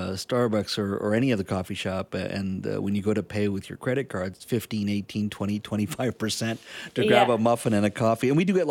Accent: Canada; as a Canadian

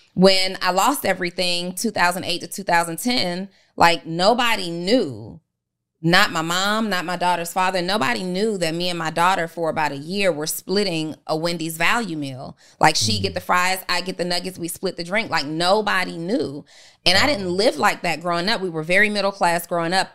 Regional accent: New Orleans, Louisiana, United States; I'm from New Orleans

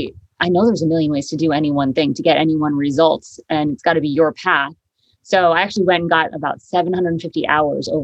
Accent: Connecticut, United States; moved away as an adult; also born or lived in upstate New York / Harlem, New York; now in Hudson Valley, United States; I grew up in Connecticut, went to school upstate New York, lived in Harlem for 12

